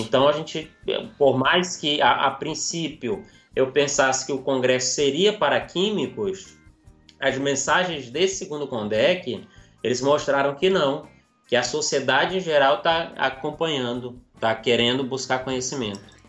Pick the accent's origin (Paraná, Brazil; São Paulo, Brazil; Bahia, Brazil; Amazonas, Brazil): Amazonas, Brazil; interior of; also born or lived in Manaus; Eu sou nascido em Manaus, na capital, mas uhum. até os nove anos eu fui criado no interior do Amazonas